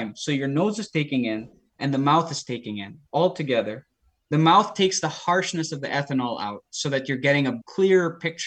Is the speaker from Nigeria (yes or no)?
no; Philippines; I grew up in the Philippines